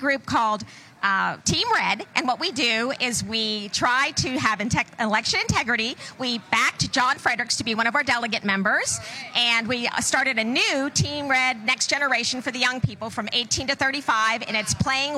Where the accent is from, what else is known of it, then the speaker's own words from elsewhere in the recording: Pittsburgh, Pennsylvania, United States; I'm from Pittsburgh, Pennsylvania, Allegheny County to be specific